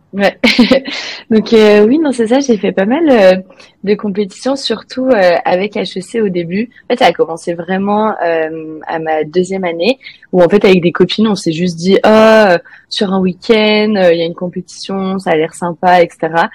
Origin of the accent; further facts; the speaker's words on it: France; first language French; moved away as an adult; also born or lived in Mexico; now in Canada; je suis française